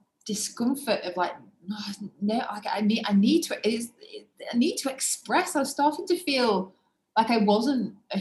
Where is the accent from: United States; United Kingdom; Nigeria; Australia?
United Kingdom; England; being English. I was brought up in a wonderful home